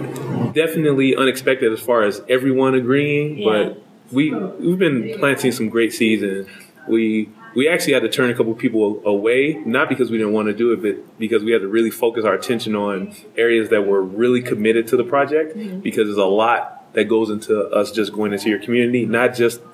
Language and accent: English; Las Vegas, Nevada, United States; also born or lived in Chicago, Illinois; now in Albuquerque, United States; I'm from Las Vegas, Nevada, by way of Chicago